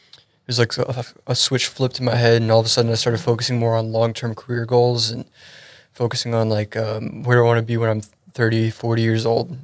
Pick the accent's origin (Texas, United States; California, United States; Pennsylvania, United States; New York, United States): Texas, United States; Frisco; also born or lived in Euless, Arlington, Texas; I was born and raised up in the Frisco area. Just recently moved down to the Euless, Arlington area.